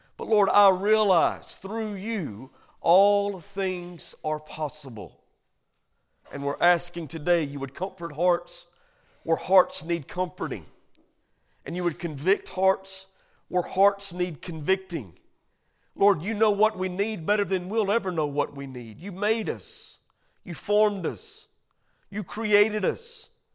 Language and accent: English; United States; as American citizens